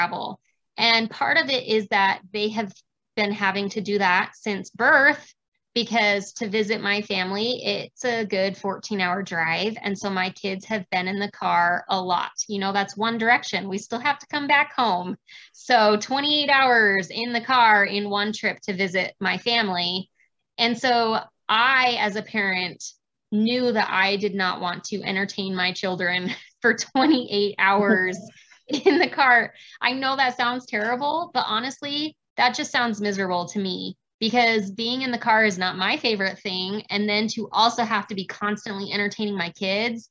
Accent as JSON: {"language": "English", "region": "Arizona", "country": "United States", "tie": "born or raised there", "moved": "yes", "lives_now": "Utah, United States", "said": "I grew up in Arizona."}